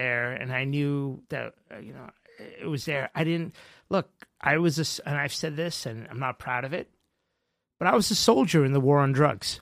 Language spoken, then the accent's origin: English; Mumbai, Maharashtra, India; moved away; also born or lived in New York; I was born in Bombay